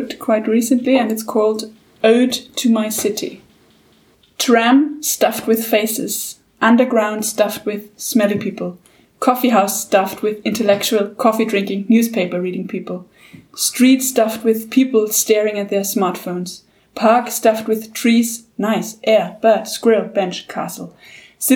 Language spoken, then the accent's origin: English; Vienna, Austria; I'm a big city girl. I'm from Vienna.